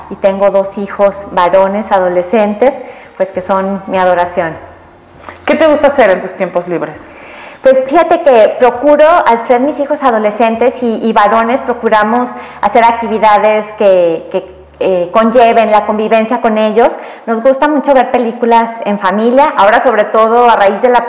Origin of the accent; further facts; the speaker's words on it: Aguascalientes, Mexico; born there; Mira, pues yo nací aquí en Aguascalientes, nací el 4 de agosto de 1971.